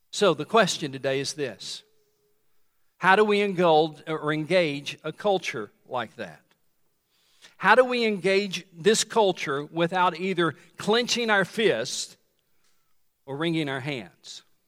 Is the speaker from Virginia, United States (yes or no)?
no; Tennessee, United States; When I was growing up in Tennessee